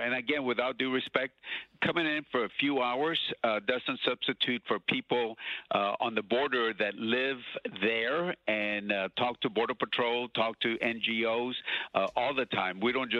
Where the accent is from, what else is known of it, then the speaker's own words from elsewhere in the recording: Laredo, Texas, United States; my hometown of Laredo